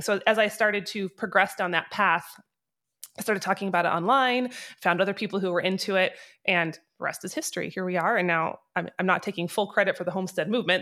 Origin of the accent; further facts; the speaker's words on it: North Idaho, United States; moved away as an adult; now in Wyoming, United States; I grew up in North Idaho.